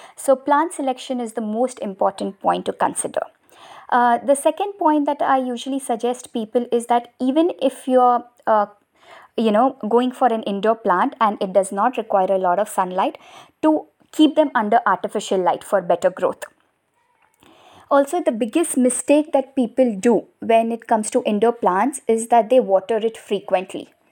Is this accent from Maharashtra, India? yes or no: yes; Mumbai, Maharashtra, India; I'm from Mumbai